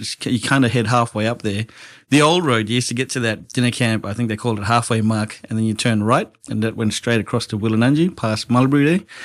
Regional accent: Broome, Western Australia, Australia; I was born here in Broome thirty-eight years ago.

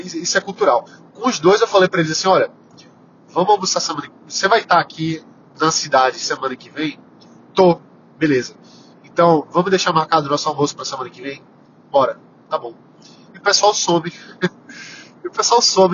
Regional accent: Recife, Pernambuco, Brazil; eu sou pernambucano, sou recifense, adoro ser recifense

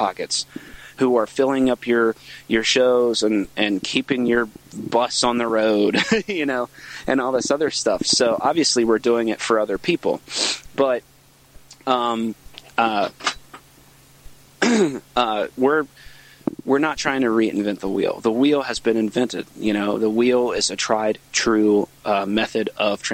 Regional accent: Virginia, United States; I'm from Virginia

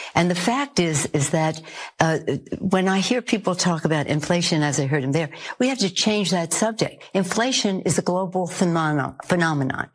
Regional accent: New York City, New York, United States; As a New Yorker

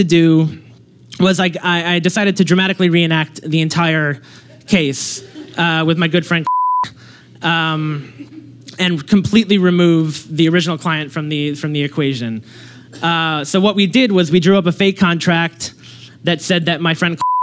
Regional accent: Long Island, New York, United States; I grew up in Long Island

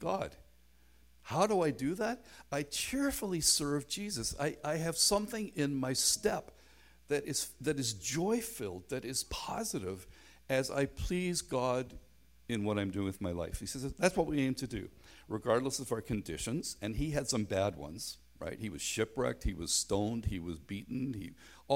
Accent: Belfast, Northern Ireland, United Kingdom; moved away; also born or lived in North America; I grew up in Belfast in a very tight gospel hall context

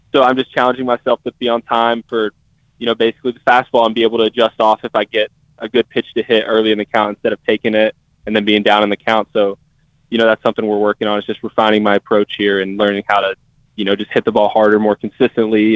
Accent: Tennessee, United States; I'm from Tennessee

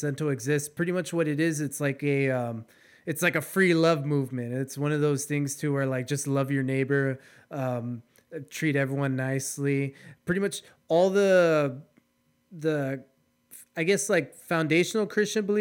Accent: United States; I'm from the Valley, so everybody here is Hispanic.

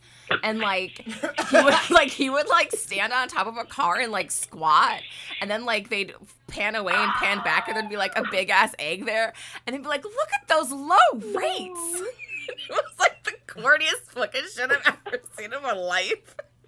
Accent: Chicago, Illinois, United States; I think just because I'm from Chicago, I have to say it.

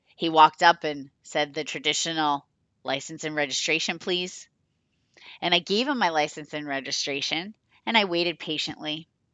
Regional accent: Rochester, Massachusetts, United States; I became part-time in Rochester, my town, my hometown

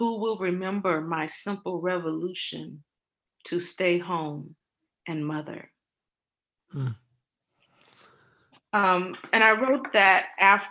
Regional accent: Cleveland, Ohio, United States; moved away; I was born and raised in Cleveland, Ohio

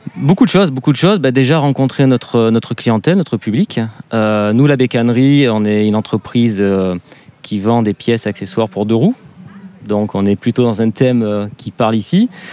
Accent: the South, southern France, France; moved away; un, sudiste immigré euh, à Autun

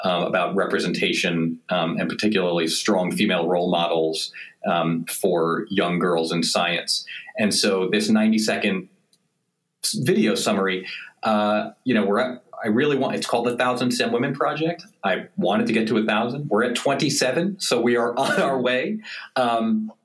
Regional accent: New York, United States; I'm from New York, and both my parents are physicians

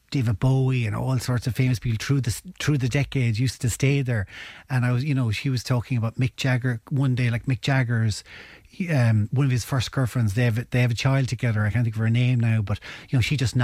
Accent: Ennis, County Clare, Ireland; I'm originally from Ennis

